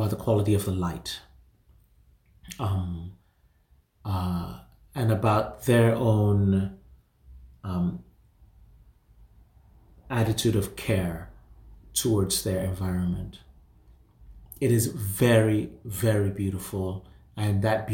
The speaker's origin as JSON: {"language": "English", "country": "Nigeria", "moved": "yes", "said": "I'm from Nigeria and I go to Nigeria almost every year"}